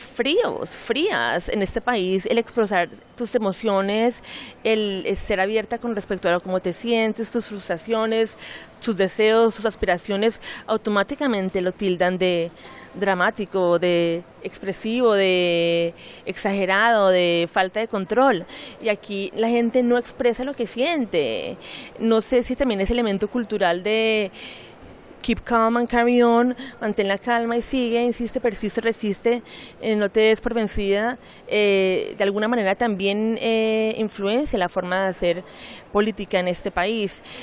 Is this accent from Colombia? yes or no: yes; Colombia; now in London, United Kingdom; cuando salí de Colombia a finales de los 90